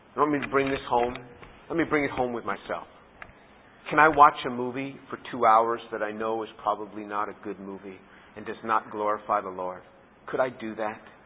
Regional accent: United States; as an American

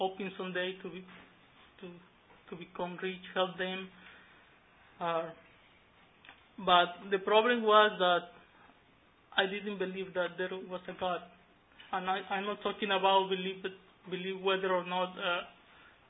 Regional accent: Pacific coast of Mexico, Mexico; moved away; I grew up in Mexico, in the Pacific coast of Mexico, in a farm with my parents

